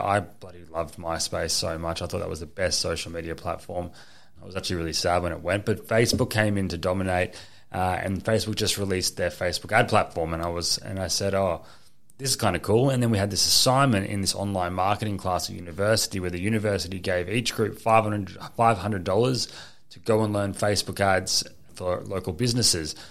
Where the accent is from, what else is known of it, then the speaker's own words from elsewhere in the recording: Gold Coast, Queensland, Australia; I was born here on the Gold Coast. I went to school here